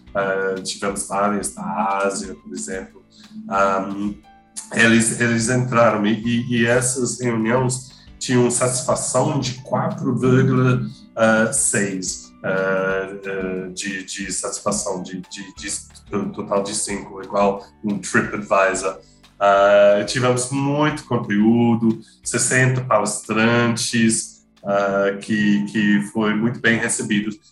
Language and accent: Portuguese; England, United Kingdom; Portuguese is a second language; moved away; Eu sou inglês, britânico